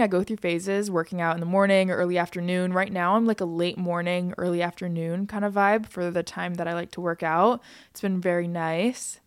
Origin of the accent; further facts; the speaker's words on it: United States; I'm an American and I'm from America